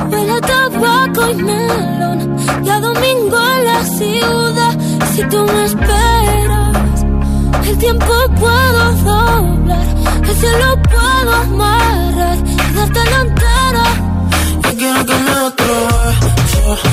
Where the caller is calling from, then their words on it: Girona, Catalonia, Spain; de Gerona.